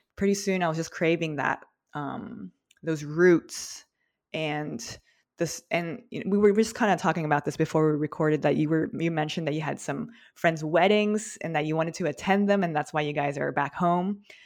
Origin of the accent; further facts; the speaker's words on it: outside Los Angeles, Southern California, United States; I grew up in SoCal, a little bit in, like, a suburb, a little bit outside of L